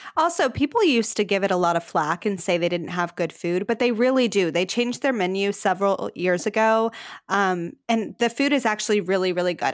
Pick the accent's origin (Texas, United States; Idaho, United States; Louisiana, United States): Texas, United States; We're Texan